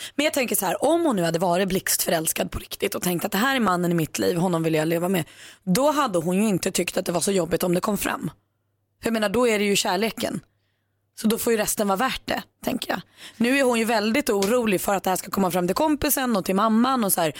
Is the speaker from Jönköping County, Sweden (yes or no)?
no; Tullinge, Stockholm County, Sweden; Tullinge där jag kommer från